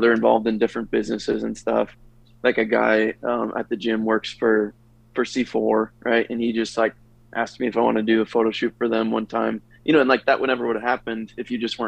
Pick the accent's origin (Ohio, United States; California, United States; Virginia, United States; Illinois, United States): Illinois, United States; Chicago; moved away as an adult; now in Austin, United States; I'm from Chicago originally, moved down here for work